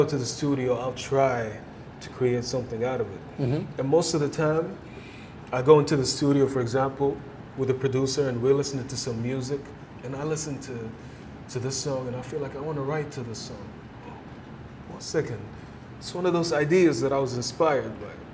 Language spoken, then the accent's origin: English; Saudi Arabia; I'm all the way from home in Saudi